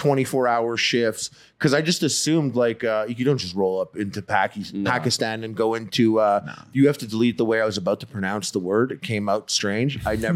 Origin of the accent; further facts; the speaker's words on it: Montreal, Quebec, Canada; I'm from Montreal.